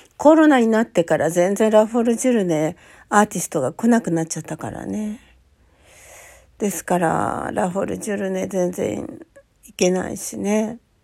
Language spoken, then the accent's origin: Japanese; Hokkaido, Japan; moved away; also born or lived in Hungary; 私、北海道生まれ